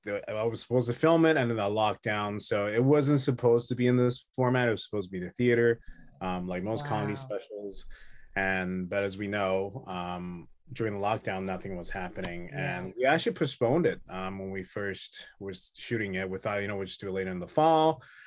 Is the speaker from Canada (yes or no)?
yes; Canada; I'm in Vancouver, British Columbia, actually. I'm Canadian, so I'm in Canada now.